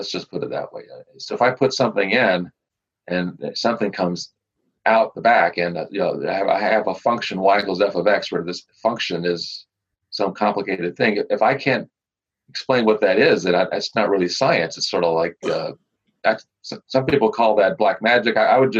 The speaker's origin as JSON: {"language": "English", "region": "Louisiana", "country": "United States", "said": "I'm a scientist and I'm from Louisiana and I have a brother in Delaware."}